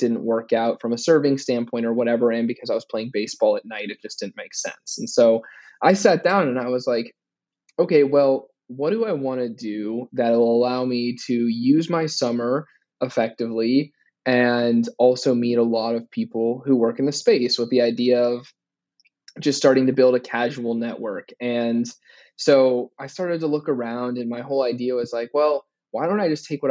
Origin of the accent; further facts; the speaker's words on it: Phoenix, Arizona, United States; moved away as an adult; also born or lived in Miami; now in New York, United States; born and raised in Phoenix